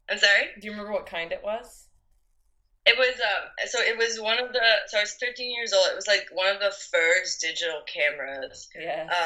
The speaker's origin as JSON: {"language": "English", "region": "north of Belgium", "country": "Belgium", "tie": "born or raised there", "said": "I am 25 years old and I am from Belgium. I um, grew up on the countryside in the north of Belgium"}